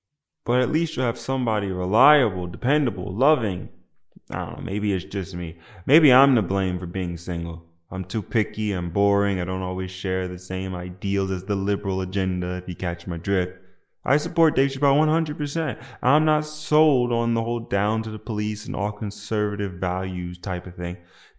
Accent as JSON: {"language": "English", "region": "New Jersey", "country": "United States", "said": "I'm black, not from the South. I'm from New Jersey. And no, not the New Jersey you're thinking of. Yes, the one in America, but not the one upstate near New York."}